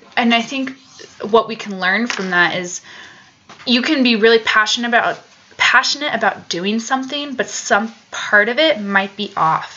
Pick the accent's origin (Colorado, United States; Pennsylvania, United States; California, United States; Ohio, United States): Colorado, United States; Colorado Springs; now in Boulder, United States; I grew up in Colorado, down Colorado Springs, so a couple hours south of Boulder.